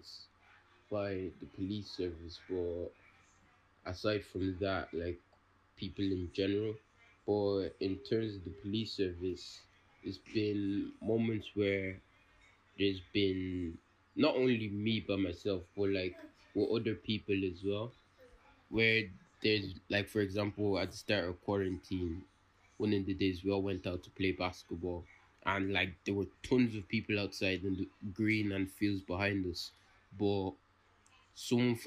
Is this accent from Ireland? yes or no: yes; Ireland; I was born in Ireland.